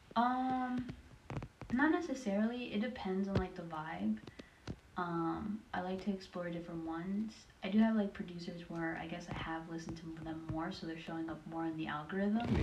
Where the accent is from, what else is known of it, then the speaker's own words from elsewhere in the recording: Maryland, United States; also born or lived in Greenbelt, Maryland / Laurel, Maryland / Waldorf, Maryland / Silver Spring, Maryland; I grew up in Maryland, so I grew up in different cities. Uh, I used to live in Greenbelt, Laurel, Waldorf. Um, after Waldorf, Silver Spring